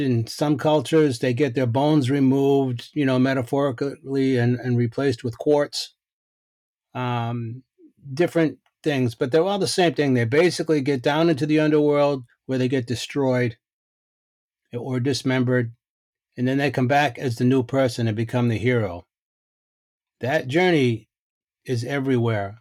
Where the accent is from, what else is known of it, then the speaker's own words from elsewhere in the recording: Boston, Massachusetts, United States; I grew up in Boston